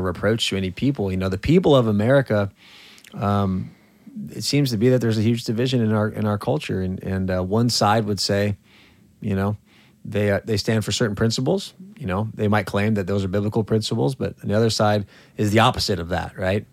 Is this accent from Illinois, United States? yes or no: no; California, United States; moved away; in California, my home state